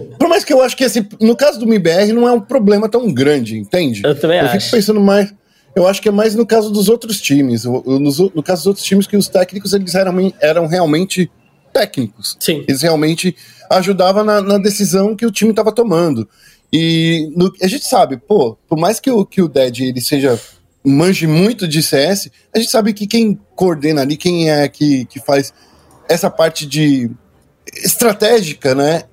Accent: Brazil; A gente é brasileiro

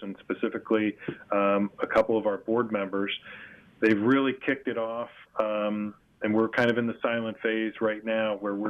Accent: Boca Raton, Florida, United States; I grew up down here in Boca Raton

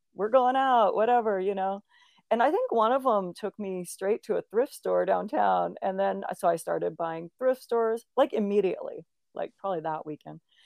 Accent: Olympia, Washington, United States; I grew up in Olympia, Washington

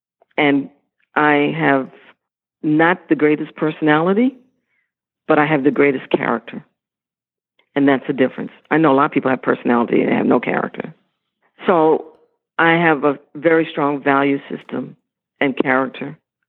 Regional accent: Philippines; When I say that I'm Filipino, it's very clear.

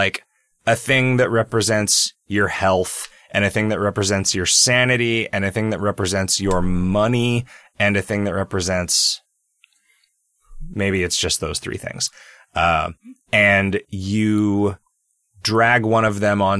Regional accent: United States; I'm American

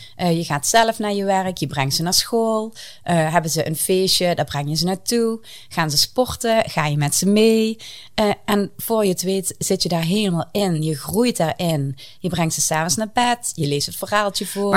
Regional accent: southern Netherlands, Netherlands; accent: southern; jullie horen aan mijn accent, ik kom eh, uit het zuiden. En ik bevind mij vrij dicht tegen de Belgische grens

